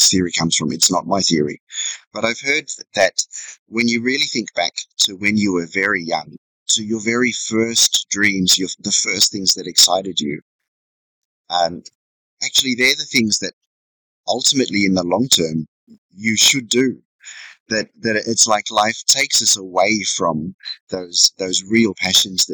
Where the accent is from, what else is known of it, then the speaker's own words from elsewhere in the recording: Sydney, New South Wales, Australia; moved away as an adult; also born or lived in Inverell, New South Wales; now in Vietnam; I was born in Sydney and my parents were factory workers. When I was about 12, we left the city and moved to a tiny farm, you know, 130 acres of rock and mountain south of Inverell in northern New South Wales